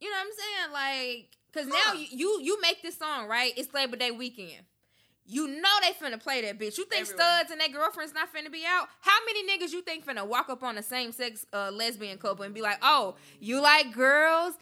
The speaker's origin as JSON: {"language": "English", "town": "Memphis", "region": "Tennessee", "country": "United States", "tie": "born or raised there", "moved": "yes", "lives_now": "Nashville, United States", "said": "I grew up in Memphis."}